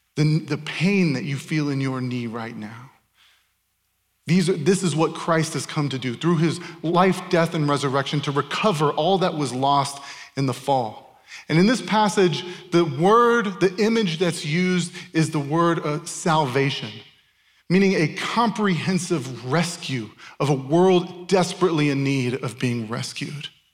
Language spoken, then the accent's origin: English; Tempe, Arizona, United States; born or raised there; moved away as an adult; also born or lived in Chandler, Arizona / Ankara, Turkey